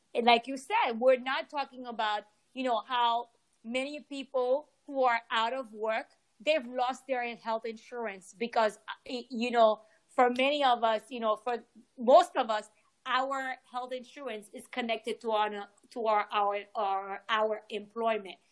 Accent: Haiti; I'm from Haiti.

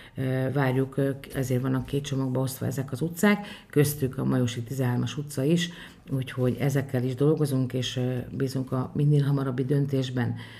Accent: Bonyhád, Tolna, Hungary

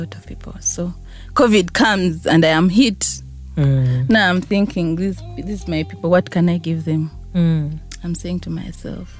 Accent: Entebbe Road, Central Region, Uganda; I grew up from Entebbe Roads and just a normal home

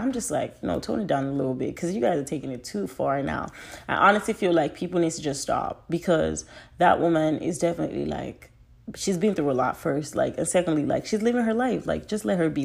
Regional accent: Nigeria; I'm a Nigerian

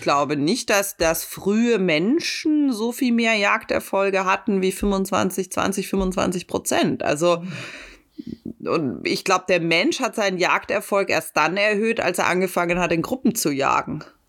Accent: Munich, Bavaria, Germany; Ich bin Münchner

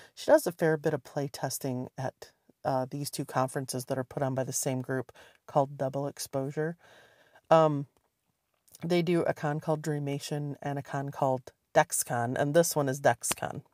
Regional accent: Michigan, United States; moved away; when I was growing up in Michigan

